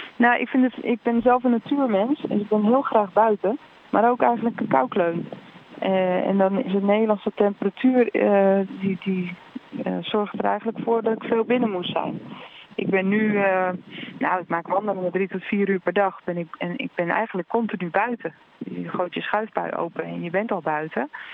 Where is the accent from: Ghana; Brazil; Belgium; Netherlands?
Netherlands; Ik kom uit Nederland